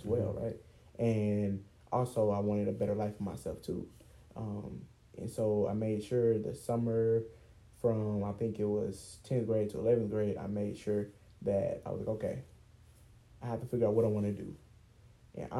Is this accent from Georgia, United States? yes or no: yes; East Point, Georgia, United States; also born or lived in Cobb County, Georgia; I'm from Atlanta, Georgia, and more so East Point, South Side. And, you know, moving to Cobb County, which is where we currently live